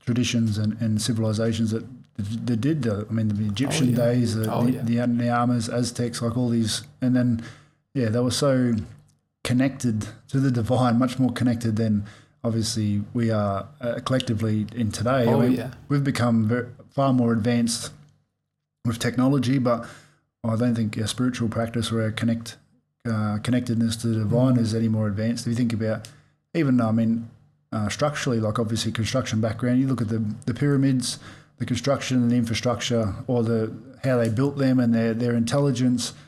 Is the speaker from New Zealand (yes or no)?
no; Australia; growing up in Australia